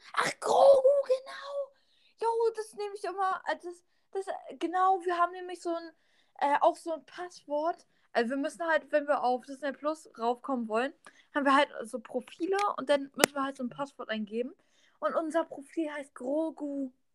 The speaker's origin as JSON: {"language": "German", "country": "Germany", "said": "ich komme aus Deutschland und habe russische Gene"}